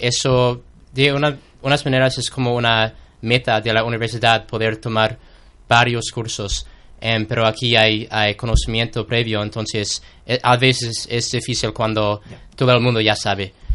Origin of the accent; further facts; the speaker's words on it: United States; Spanish is a second language; moved away as an adult; now in Seville, Spain; yo soy algún estudiante americano